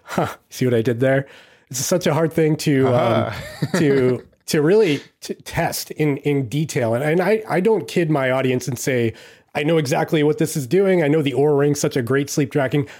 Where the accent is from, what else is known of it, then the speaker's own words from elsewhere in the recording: United States; I'm I'm too American